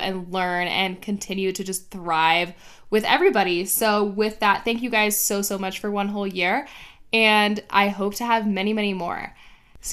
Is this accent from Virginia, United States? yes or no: no; Miami, Florida, United States; now in Arizona, United States; I grew up in Miami